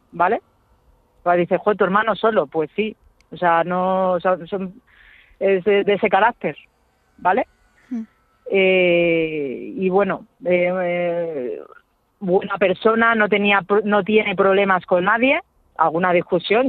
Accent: Getafe, Community of Madrid, Spain; nosotros somos de Getafe

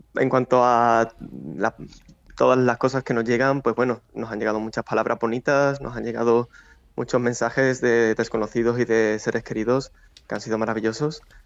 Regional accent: Seville, Andalusia, Spain

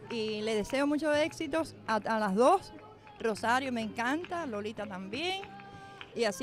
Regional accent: Cuba; Bueno, yo soy de Cuba, estoy aquí de visita.

